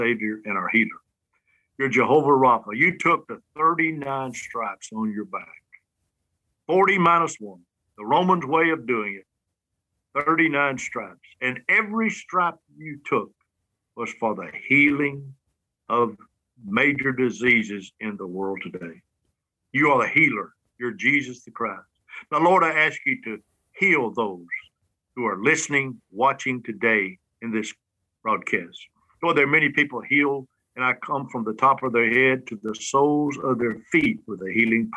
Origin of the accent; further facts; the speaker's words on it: Alabama, United States; from Alabama